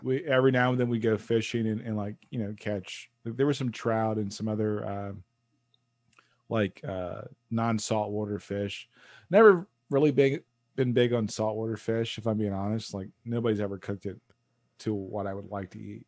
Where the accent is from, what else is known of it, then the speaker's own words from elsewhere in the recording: United States; I'm an American male